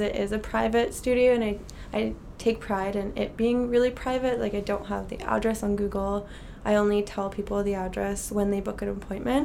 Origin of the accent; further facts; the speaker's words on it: Ottawa, Ontario, Canada; moved away as an adult; also born or lived in Alberta; now in Vancouver, Canada; I am originally from Ottawa, okay. Ontario.